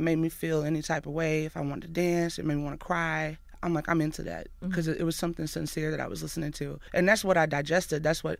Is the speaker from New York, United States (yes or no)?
no; Athens, Alabama, United States; I grew up in a trailer park in Athens, Alabama. We didn't have a lot